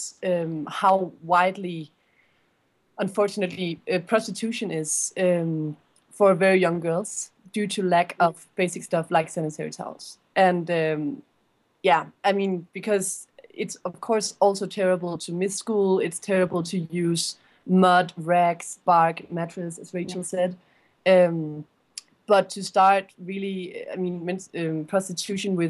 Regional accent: Denmark; Julie and I, we're both from Denmark

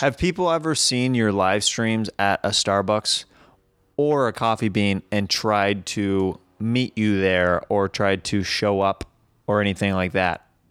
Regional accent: Kansas City, United States; I'm from Kansas City

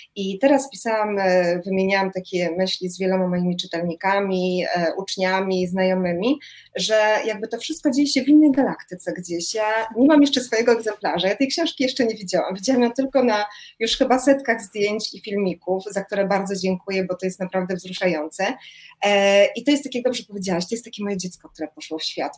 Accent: Warsaw, Masovian Voivodeship, Poland; moved away as an adult; now in Florence, Italy; jestem warszawianką i do pewnego momentu warszawianką bardzo zakochaną w swoim miejscu

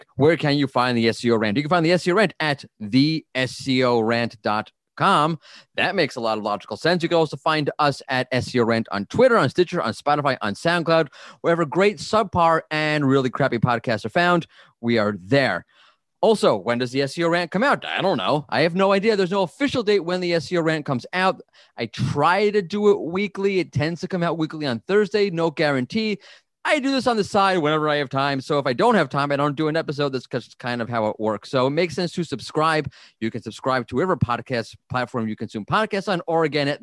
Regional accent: New York City, New York, United States; I'm from New York

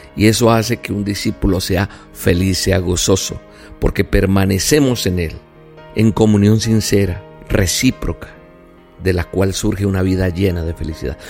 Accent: Colombia; Soy colombiano

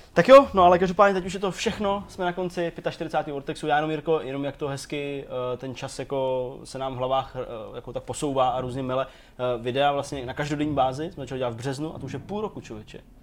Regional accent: Czechia; jsem jako Čech

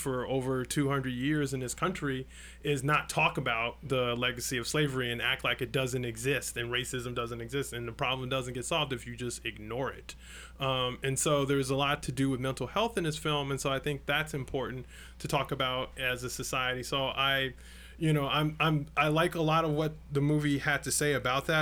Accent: Chicago, Illinois, United States; growing up in Chicago in the 90s

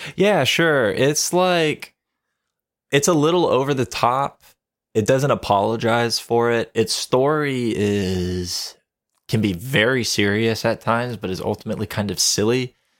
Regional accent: Ocala, Florida, United States; my hometown. I worked for a homeless charity

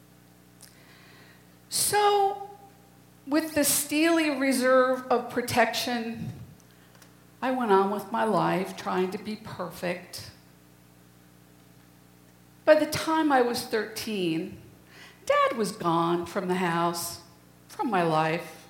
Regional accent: New England, United States; I was born in 1952 in New England

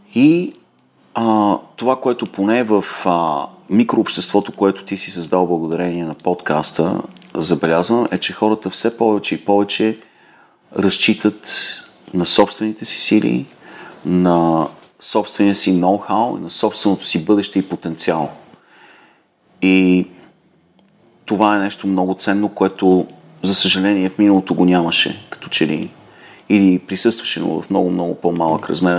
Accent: Bulgaria; moved away; also born or lived in United States; аз съм си българин за винаги

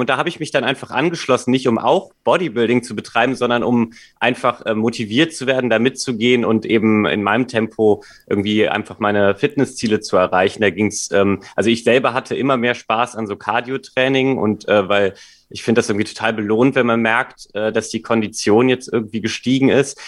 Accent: Cologne, North Rhine-Westphalia, Germany; moved away as an adult; now in Hamburg, Germany; ich komme ursprünglich aus Köln

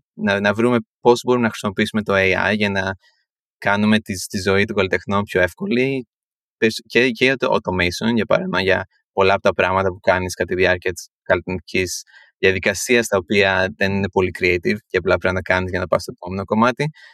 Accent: Athens, Attica, Greece; moved away as an adult; now in New York, United States; γεννήθηκα στην Ελλάδα, πέρασα τα 18 χρόνια πρώτη ζωή μου στην Αθήνα, μεγάλωσα

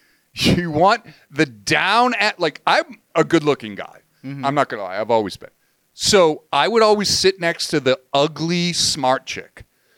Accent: Massachusetts, United States; moved away; I grew up in Massachusetts, which is notoriously famous for education, right?

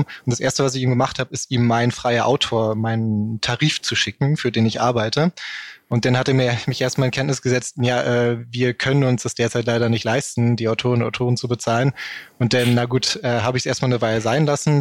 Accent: Berlin, Germany; ich komme hier aus Berlin

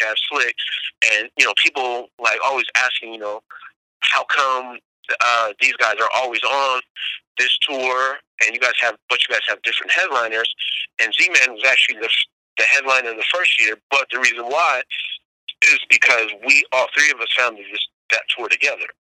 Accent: Bay Area, California, United States; growing up in the Bay Area

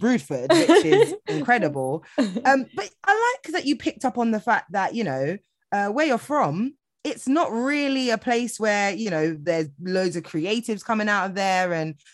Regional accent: London, United Kingdom; I'm such a Londoner. I ain't been nowhere.

